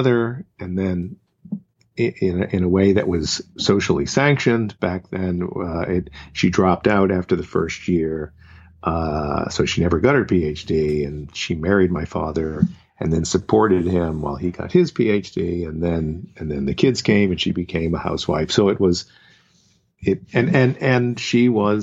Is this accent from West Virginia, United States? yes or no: no; Boston, Massachusetts, United States; the family that I grew up in the Boston area